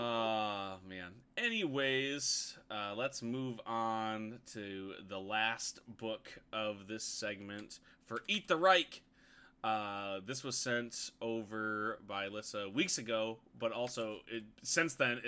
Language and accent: English; United States; I'm American